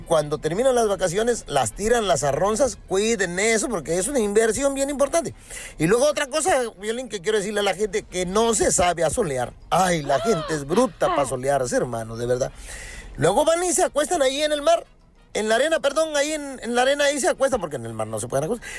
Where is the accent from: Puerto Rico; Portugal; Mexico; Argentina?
Mexico; Acapulco, Guerrero; estar en mi tierra. Te saludo desde Acapulco, Guerrero